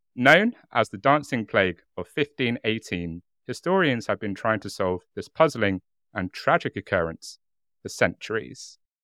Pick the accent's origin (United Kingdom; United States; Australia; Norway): United Kingdom; accent: British; our lovely, warm British accents